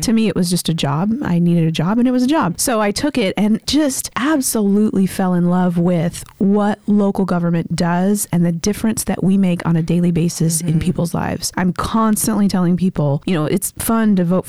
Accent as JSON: {"language": "English", "region": "Washington", "country": "United States", "moved": "as an adult", "lives_now": "Baytown, United States", "said": "So I'm not originally from the Texas area. I am a Yankee from the state of Washington."}